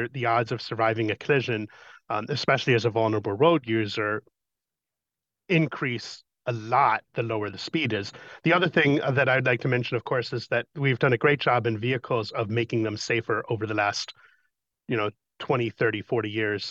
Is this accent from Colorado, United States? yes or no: yes; Colorado, United States; in my hometown in Colorado